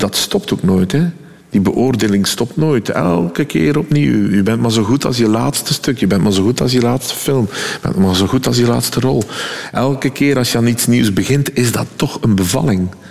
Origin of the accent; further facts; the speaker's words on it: West Flanders, Belgium; accent: West Flemish; als West-Vlaming